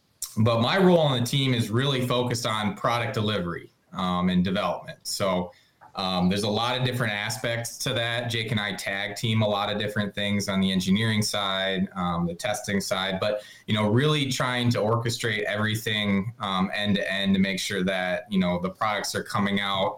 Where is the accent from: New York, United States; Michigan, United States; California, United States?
Michigan, United States; Grand Rapids; I'm originally from Grand Rapids as well. All three of us are from the western part of Michigan here. Grew up hunting and fishing.